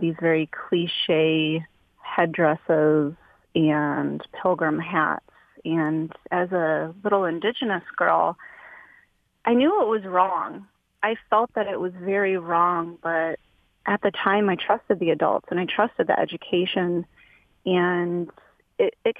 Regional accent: Peshawbestown, Michigan, United States; I grew up in Peshawe Town on the Ottawa and Chippewa

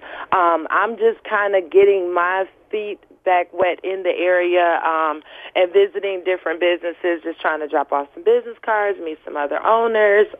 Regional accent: Detroit, Michigan, United States; I grew up in Rosedale Park

